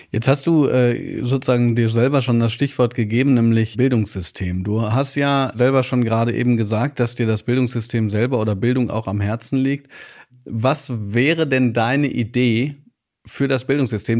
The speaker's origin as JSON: {"language": "German", "area": "Ruhr area", "region": "North Rhine-Westphalia", "country": "Germany", "said": "Ich komme aus dem Pott"}